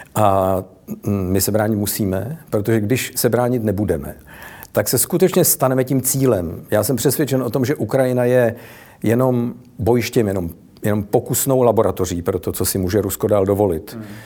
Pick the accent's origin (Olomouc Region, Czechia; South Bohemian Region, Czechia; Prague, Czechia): Prague, Czechia; u nás v Praze